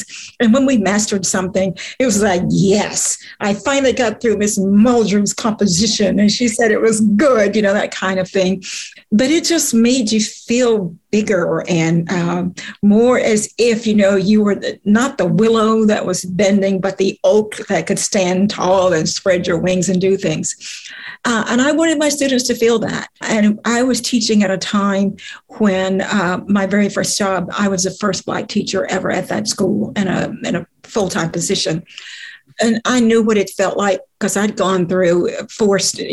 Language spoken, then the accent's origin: English; the South, United States; growing up in the South